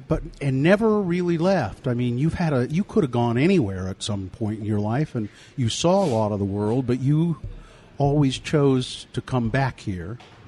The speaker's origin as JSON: {"language": "English", "town": "Ogden", "region": "Utah", "country": "United States", "tie": "born or raised there", "said": "Now, I grew up in Ogden"}